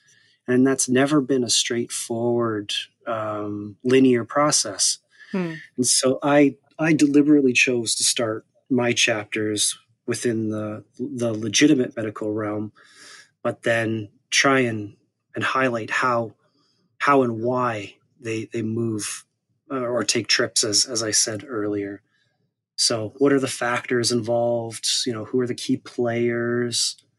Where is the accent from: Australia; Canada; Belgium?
Canada; Saskatoon, Saskatchewan; The city's called Saskatoon in the province of Saskatchewan.